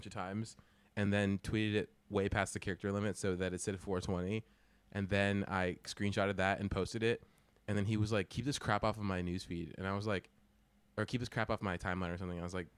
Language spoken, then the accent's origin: English; California, United States; I'm from California